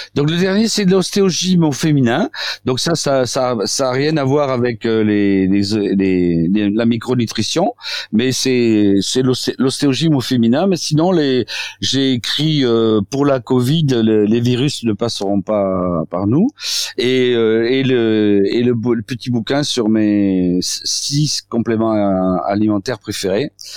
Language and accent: French; south-west France, France; accent: south-west; moi je suis sud-ouest